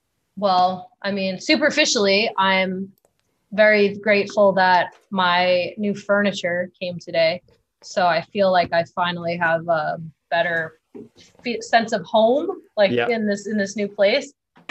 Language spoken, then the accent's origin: English; East Coast, United States; It's just like growing up on the East Coast, it was a beautiful place to grow up.